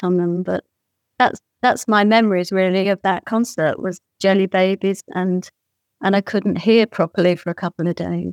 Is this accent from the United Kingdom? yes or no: yes; Bournemouth, South West England, United Kingdom; now in Ireland; my hometown, which was Bournemouth on the South Coast